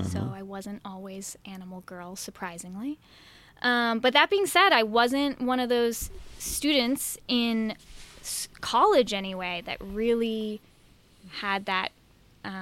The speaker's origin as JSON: {"language": "English", "town": "Milwaukee", "region": "Wisconsin", "country": "United States", "tie": "born or raised there", "moved": "yes", "said": "I grew up in the suburbs of Milwaukee"}